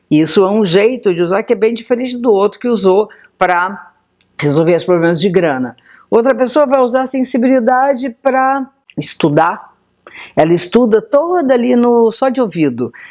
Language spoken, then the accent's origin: Portuguese; Brazil; born there; Então, para nós que nascemos aqui no Brasil, as casas astrológicas são praticamente iguais.